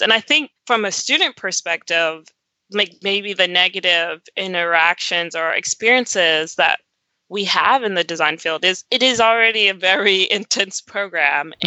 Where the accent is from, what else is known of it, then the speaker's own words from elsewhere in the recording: Roanoke, Virginia, United States; also born or lived in New Jersey; I was born in New Jersey, but I grew up my whole life in Southwest Virginia, a little town called Roanoke